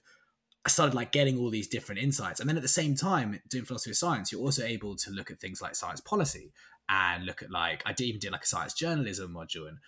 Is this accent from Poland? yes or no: no; London, United Kingdom; I'm from London, born and bred. I've never left London for longer than 6 months.